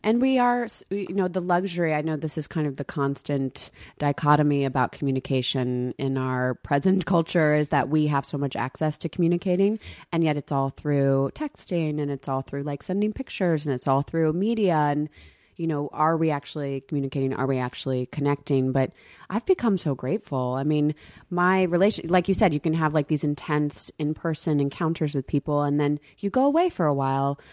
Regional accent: the South, United States; moved away; I'm from the South

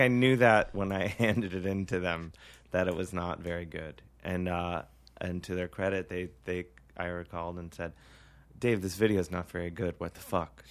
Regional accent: Ohio, United States; now in New York, United States; I'm from Ohio

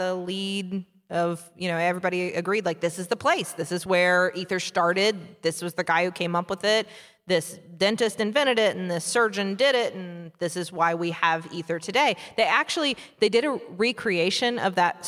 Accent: West Virginia, United States; We're from West Virginia

